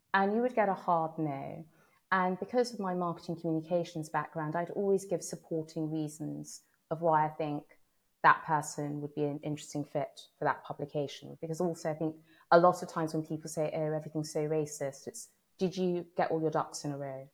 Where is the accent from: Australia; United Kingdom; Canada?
United Kingdom; London; I grew up in London